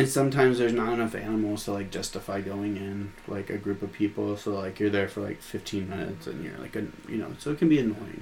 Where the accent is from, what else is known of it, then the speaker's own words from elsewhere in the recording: Nebraska City, Nebraska, United States; also born or lived in Hamburg, Iowa; now in Oklahoma, United States; where I grew up in Nebraska and where I grew up in Iowa.